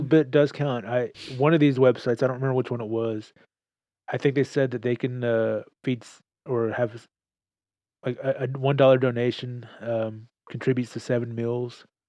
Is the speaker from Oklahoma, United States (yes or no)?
no; Texas, United States; I'm proud to be a Texan